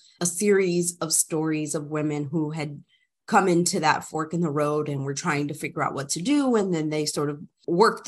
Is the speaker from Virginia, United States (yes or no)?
no; New Jersey, United States; moved away as an adult; also born or lived in Austin, Texas; my family's from the Dominican Republic, as Brandy noted. I was born and raised in New Jersey